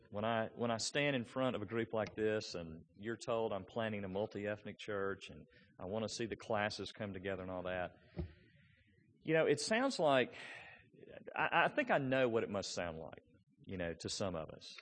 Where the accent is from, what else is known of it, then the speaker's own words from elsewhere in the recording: Memphis, Tennessee, United States; I grew up in East Memphis